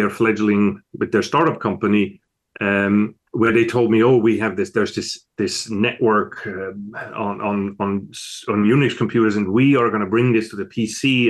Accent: Switzerland; moved away as an adult; also born or lived in Italy; now in United States; As you can tell from my accent, I wasn't born in America. I was born over in Switzerland, in Europe.

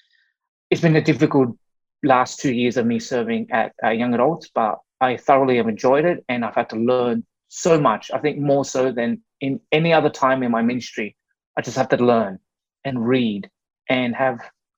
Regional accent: Australia; born and raised in Australia by Vietnamese immigrant parents who escaped the Vietnam War in mid-70s, and they landed in Australia. And I was that sort of first generation born in Australia.

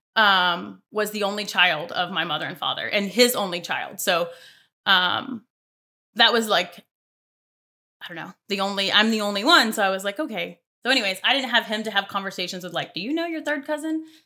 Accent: Mobile, Alabama, United States; moved away; I'm from Alabama, so I am from Mobile, Alabama, way south

